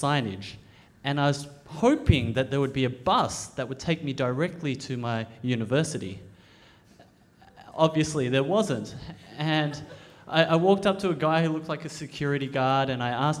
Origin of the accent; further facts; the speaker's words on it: Australia; I'm an Australian-born Chinese. I was born in Australia